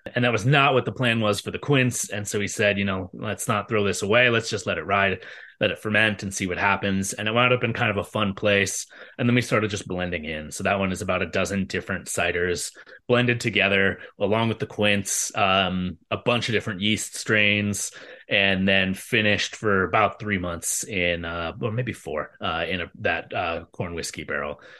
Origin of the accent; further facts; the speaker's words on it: Bay Area, California, United States; when I was a kid, uh, growing up in the Bay Area